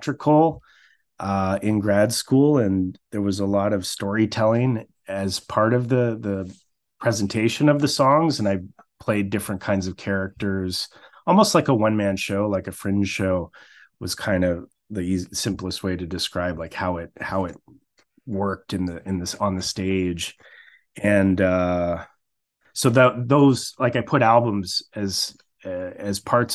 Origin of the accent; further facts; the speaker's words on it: Blenheim, Ontario, Canada; moved away as an adult; also born or lived in New Brunswick / London, Ontario / Mississippi; now in Waterloo, Canada; I grew up in Kent County, now called Chatham-Kent, down in the deep southwestern Ontario region